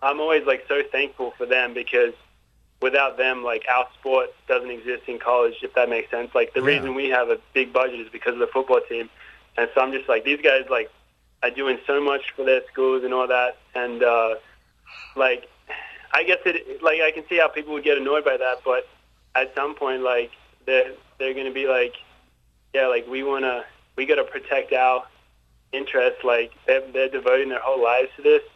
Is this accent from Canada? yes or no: no; Australia; accent: Australian; moved away as an adult; now in United States; as an Australian, the most annoying thing is if someone mistakes our accent for being a British accent.